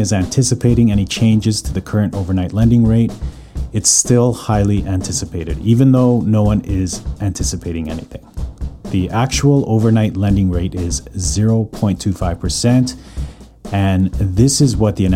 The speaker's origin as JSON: {"language": "English", "town": "Calgary", "region": "Alberta", "country": "Canada", "tie": "born or raised there", "moved": "yes", "lives_now": "North Vancouver, Canada"}